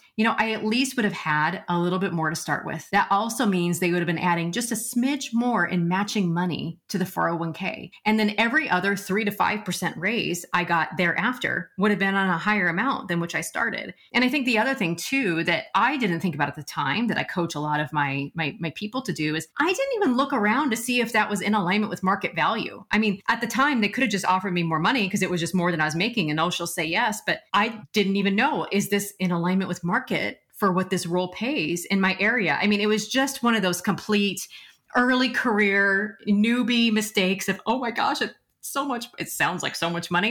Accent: Nebraska, United States; also born or lived in Omaha; I'm from Nebraska

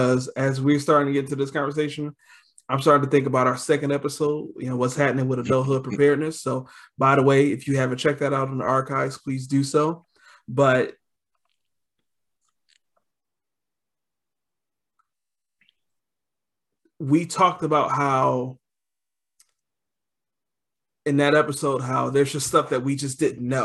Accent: Detroit, Michigan, United States; growing up in Detroit, 12 years of school

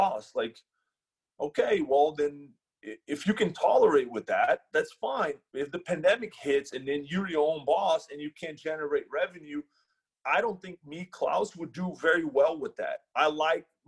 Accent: Brazil; now in United States; we're from Brazil

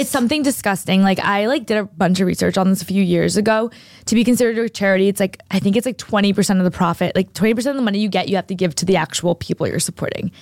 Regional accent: New Hampshire, United States; moved away; I grew up in New Hampshire, like, for at least a, a lot of my life

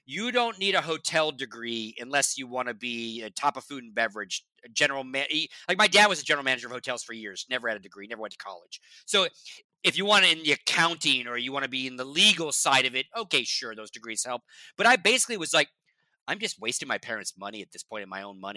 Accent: Lake Tahoe, Nevada, United States; also born or lived in Las Vegas, Nevada; And I grew up in Nevada. I grew up in Lake Tahoe, which is northern Nevada

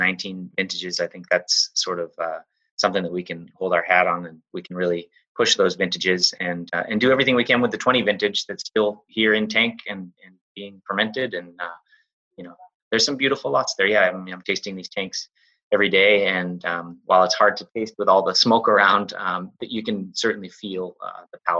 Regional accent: Braintree, Massachusetts, United States; moved away; I'm a kid from Braintree, Mass

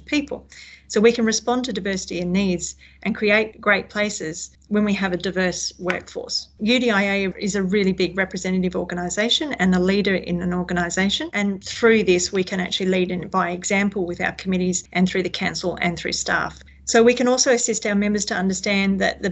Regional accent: Western Australia, Australia; I've born and bred in Western Australia

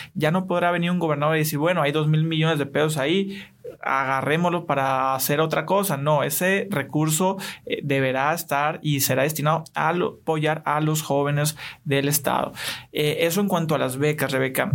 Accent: Hermosillo, Sonora, Mexico; also born or lived in Buenos Aires; aquí, de Hermosillo, Sonora, orgullosamente

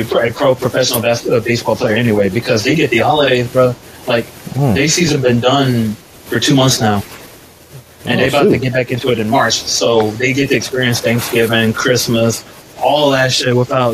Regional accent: Hinesville, Georgia, United States; we're both from Hinesville

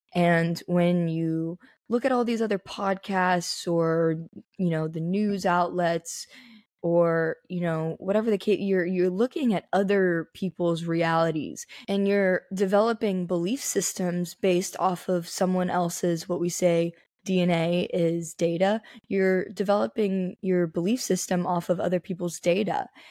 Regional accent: Las Vegas, Nevada, United States; Born and raised Las Vegas.

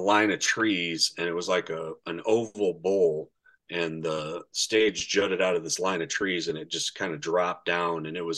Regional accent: Indiana, United States; we're from Indiana

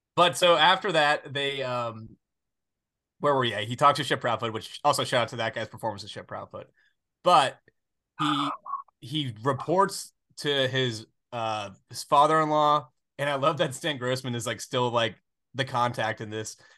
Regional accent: the South, United States; I grew up in the South. I've always really lived in the South

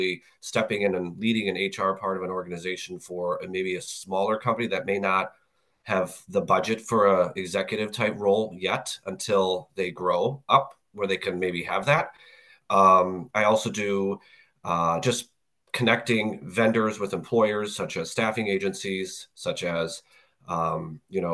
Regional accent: Minnesota, United States; So I grew up in Minnesota, so I had Best Buy right in my backyard

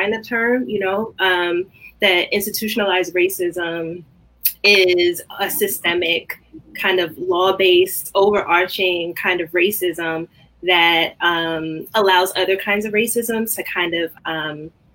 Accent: New York City, New York, United States; I grew up in Brooklyn, like born and raised Brooklynite

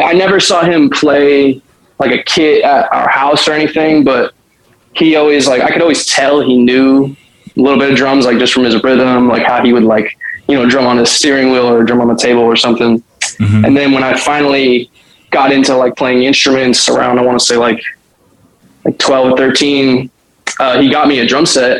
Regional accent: Walnut Creek, California, United States; also born or lived in San Francisco; I grew up in Walnut Creek from the earliest I can remember. It's probably like age 4 to 18

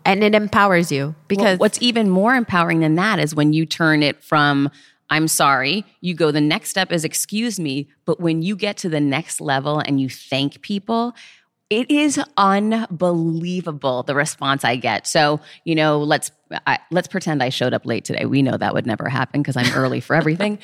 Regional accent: Worcester, Massachusetts, United States; I grew up poor in Worcester, Mass

